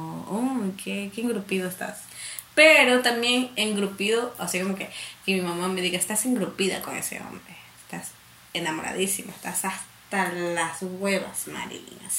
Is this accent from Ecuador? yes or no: yes; Santa Elena, Ecuador; also born or lived in Guayaquil; yo nací en Guayaquil, pero sí o sí, cuando me pregunten de dónde eres, soy de Santa Elena y Santa Elena de corazón.